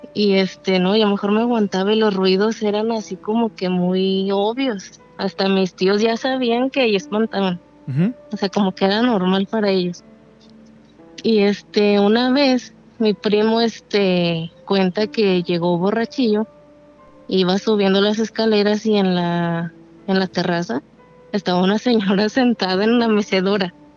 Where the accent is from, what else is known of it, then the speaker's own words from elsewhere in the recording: Durango, Mexico; now in Tlajomulco de Zúñiga, Mexico; Yo soy de Durango, pero vivo en Jalisco